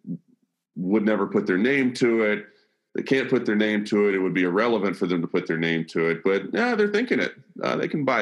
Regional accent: Birmingham, Alabama, United States; moved away as an adult; now in Nashville, United States; I'm born and raised in the South, born and raised in Birmingham, Alabama, moved to Nashville in 1999, met my wife here, never left

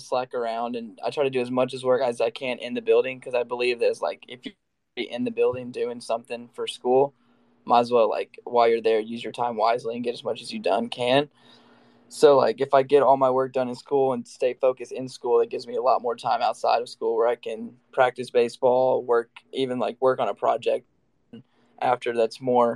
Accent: Gallatin, Tennessee, United States; also born or lived in New Mexico; Gallatin, which is my hometown

